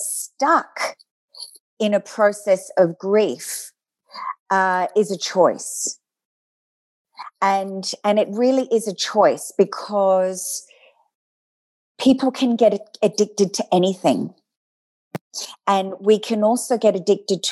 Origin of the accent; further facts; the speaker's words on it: Adelaide, South Australia, Australia; moved away; I grew up in Adelaide